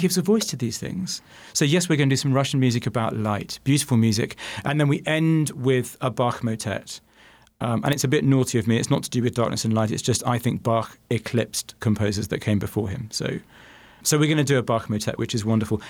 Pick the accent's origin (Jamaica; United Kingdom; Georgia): United Kingdom; now in Phoenix, United States; as a Brit